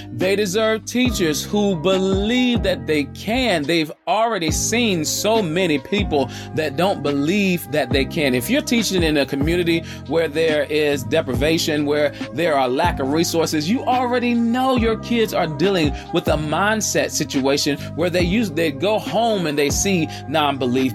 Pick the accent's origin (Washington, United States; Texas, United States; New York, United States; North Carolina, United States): North Carolina, United States; Charlotte; I'm coming from the South, the Queen City, Charlotte, North Carolina, the QC.